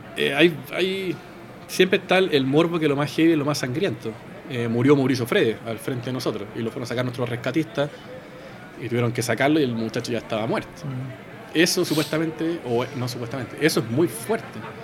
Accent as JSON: {"language": "Spanish", "country": "Chile", "said": "somos de Chile"}